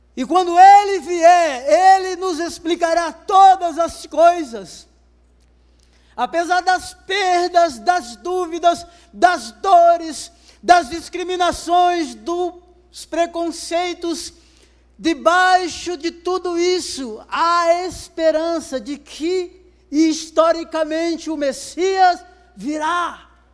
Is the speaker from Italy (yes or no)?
no; Brazil; E ele percebeu o meu sotaque e perguntou de onde eu era. Eu falei que sou brasileiro